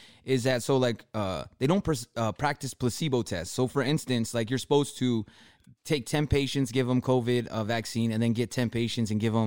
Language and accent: English; California, United States; we're from Cali